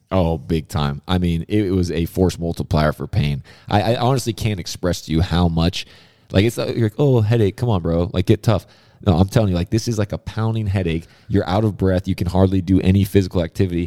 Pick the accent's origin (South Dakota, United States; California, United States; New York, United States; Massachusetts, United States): California, United States; Southern; being a kid growing up in Southern California